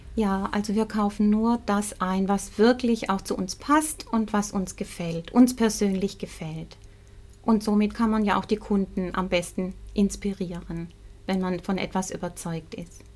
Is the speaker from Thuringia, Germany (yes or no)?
no; Pleisweiler, Rhineland-Palatinate, Germany; also born or lived in Swabia, Baden-Württemberg; ich bin in, in der Pfalz aufgewachsen. Ich bin im Schwäbischen geboren. Meine Mutter kommt aus dem Stuttgarter Raum. Und ich bin mit sieben Jahren in die Pfalz gekommen